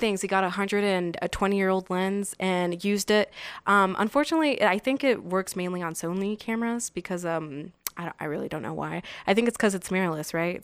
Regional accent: Las Vegas, Nevada, United States; born or raised there; also born or lived in San Bernardino, California

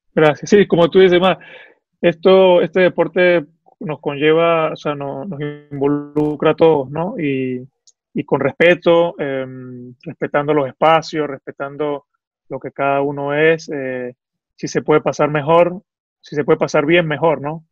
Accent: Venezuela; now in Italy; lo que somos como venezolanos

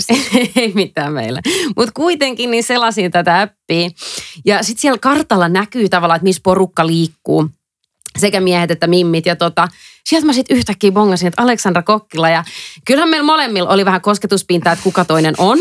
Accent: Helsinki, Uusimaa, Finland; moved away as an adult; also born or lived in England / Dublin; Mä oon suomenruotsalainen. Mä oon alun perin Helsingistä.

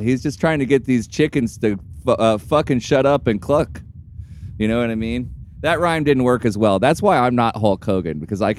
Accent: Indiana, United States; now in Florida, United States; I'm from the Hoosier State, and we don't know how to say the words filet mignon.

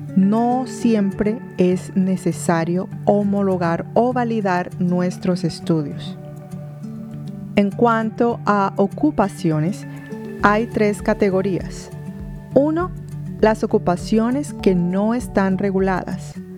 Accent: Colombia; moved away as an adult; now in United States; continuar con mi profesión aquí en los Estados Unidos de la misma forma como la venía ejerciendo en Colombia

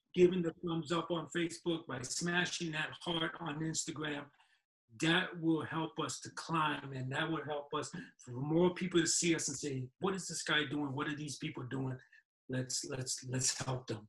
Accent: New York City, New York, United States; moved away; I was born and raised in New York City Mount Sinai Hospital

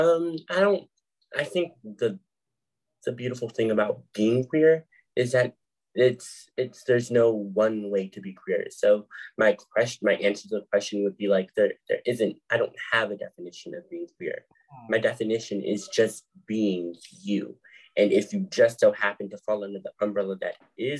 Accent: Philadelphia, Pennsylvania, United States; I am from Philadelphia, PA

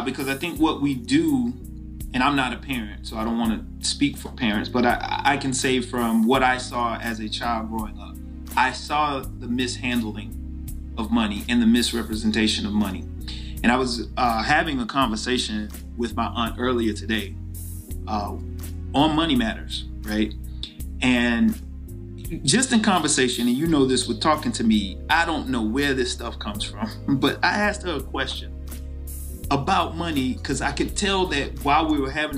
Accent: the South, United States; growing up in the South and being a person of color

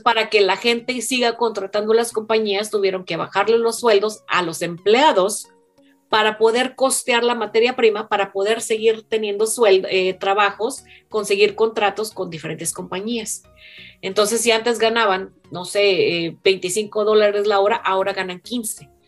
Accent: Mexico; now in United States; yo soy la única mexicana

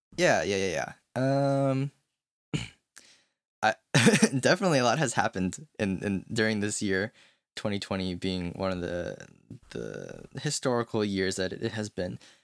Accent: United States; growing up as an American

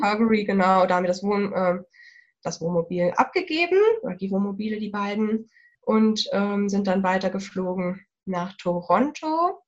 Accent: Germany; hier bei uns in Deutschland

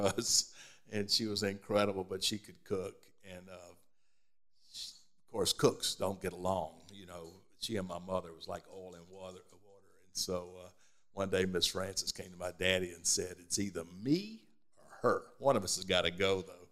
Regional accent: Birmingham, Alabama, United States; now in Columbia, United States; we were born here. We were raised in Birmingham, Alabama

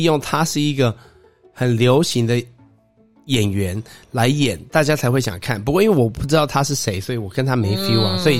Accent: Japan; 也许就是因为我是日本人，我可能觉得就会因为。

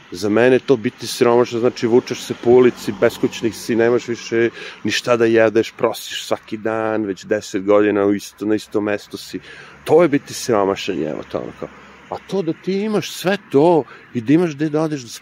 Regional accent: New York, United States; now in Serbia; Na moju sreću ja dolazim iz Njorka koji je prilično hladan, tako da mi ovo što ljudi ovde kažu hladno uopšte nije hladno.

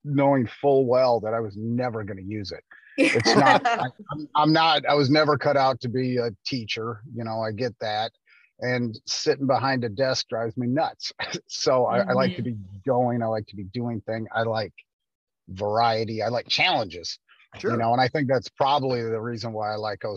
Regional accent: Northern Illinois, United States; also born or lived in Texas; I grew up in Northern Illinois out in the country on a farm

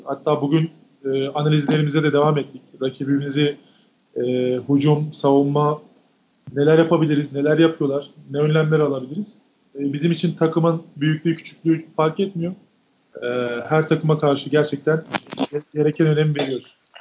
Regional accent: Turkey; moved away as an adult; now in Greece; bir Türk olarak

